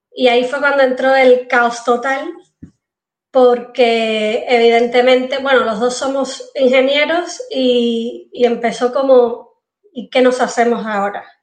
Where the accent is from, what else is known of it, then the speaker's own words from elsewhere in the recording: Cuba; yo estudié ingeniería civil, o sea, en La Habana, porque soy cubana, y ahí empecé a trabajar.